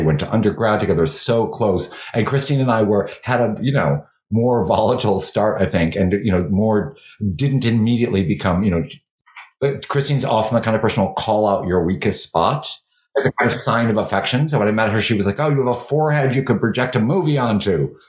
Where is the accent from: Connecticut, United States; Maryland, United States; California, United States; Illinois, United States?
Illinois, United States; Chicago; moved away; also born or lived in New York City; I grew up in Chicago, the youngest of 11 children in an Irish Catholic family.